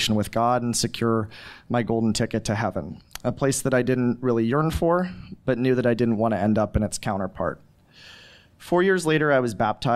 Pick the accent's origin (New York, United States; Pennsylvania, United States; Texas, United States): Pennsylvania, United States; I'm from Pennsylvania